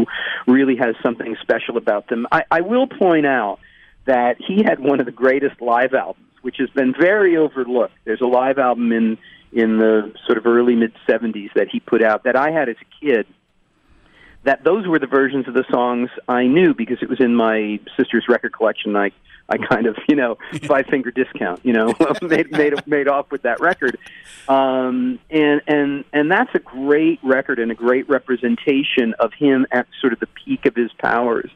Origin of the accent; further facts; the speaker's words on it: Connecticut, United States; I was a young white kid growing up in Connecticut